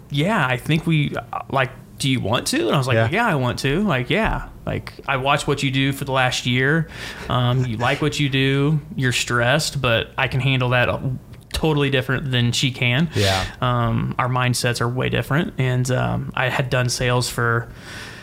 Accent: Indianapolis, Indiana, United States; I'm local, you know, from the east side

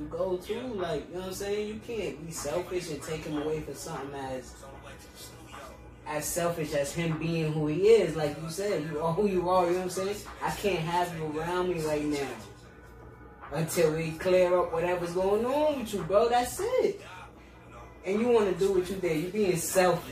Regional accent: East Coast, United States; I'm from the East

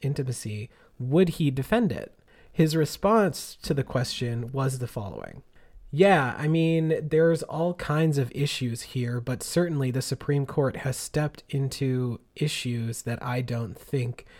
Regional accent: Connecticut, United States; my hometown area, mm-hmm. that's like across part of the Connecticut area

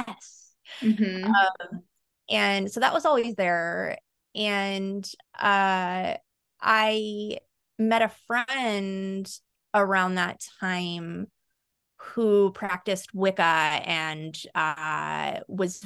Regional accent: Central Valley, California, United States; also born or lived in Ecuador / East Coast, United States; being born in Ecuador and living on the East Coast for a little bit, and then, you know, growing up in the Central Valley after

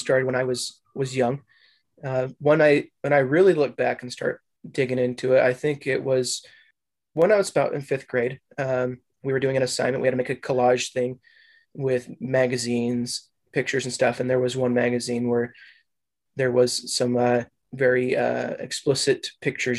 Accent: Utah, United States; also born or lived in Eagle Mountain / Provo; I was born and raised here in Utah.

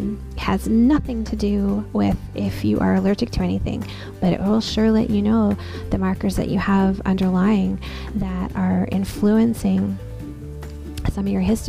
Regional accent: Newfoundland and Labrador, Canada; like, I grew up in Newfoundland. So by the time I was born, we moved quite a bit.

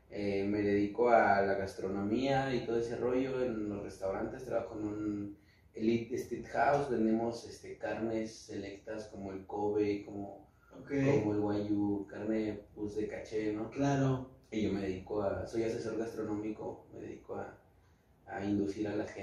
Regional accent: Naucalpan, State of Mexico, Mexico; also born or lived in Michoacán; eh, nació en nací en Naucalpan, nací en Ocalpa eh, unos años en, Michoacán, que es de donde pues también, o sea, soy, de donde es gran parte de mi familia de Michoacán.

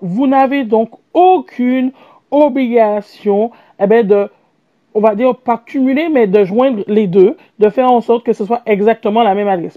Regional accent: Martinique; je suis martiniquaise

